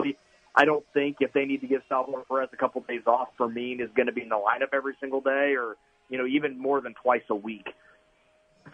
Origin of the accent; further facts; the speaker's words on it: United States; Being an American myself